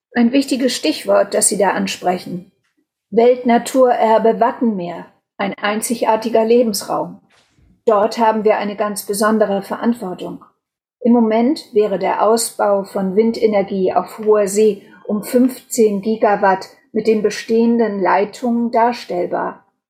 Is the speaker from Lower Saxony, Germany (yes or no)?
yes; Wangerooge, Lower Saxony, Germany; Ich selbst bin auf Wangerooge groß geworden